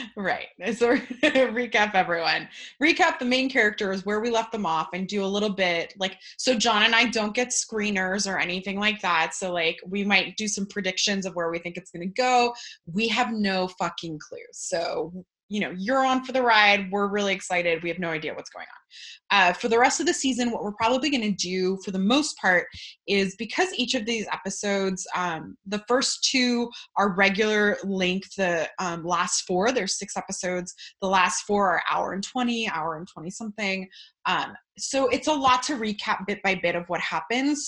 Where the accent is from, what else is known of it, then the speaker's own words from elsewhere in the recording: California, United States; now in Florida, United States; I'm actually Californian uh, by birth, Floridian by trap